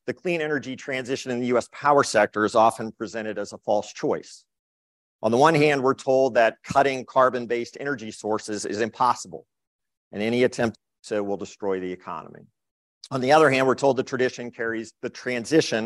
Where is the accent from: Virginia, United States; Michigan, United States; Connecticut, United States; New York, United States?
Virginia, United States; Charlottesville; I grew up in Charlottesville, Virginia